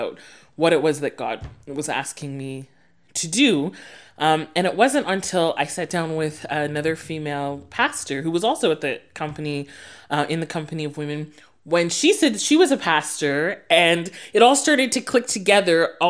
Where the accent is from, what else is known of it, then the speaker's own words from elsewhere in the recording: Sudbury, Ontario, Canada; moved away as an adult; now in Saskatoon, Canada; growing up in Sudbury